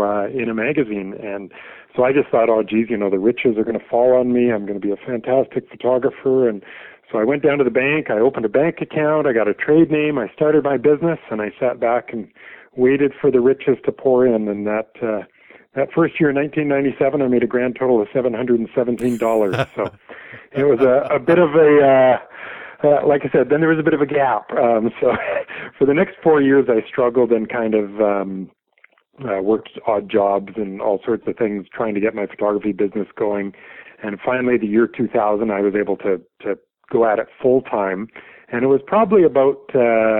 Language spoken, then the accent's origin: English; British Columbia, Canada; moved away as an adult; also born or lived in Vancouver, Canada / Berkeley, California / Banff, Alberta; So I grew up in a small mountain town in British Columbia, Canada.